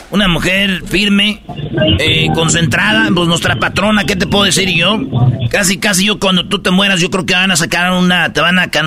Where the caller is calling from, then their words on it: Los Angeles, California, United States; de Los Ángeles.